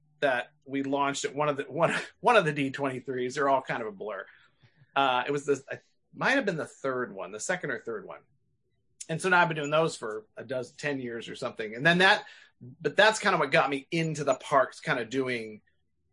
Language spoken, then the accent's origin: English; Northern California, United States; I grew up in California, but in Northern California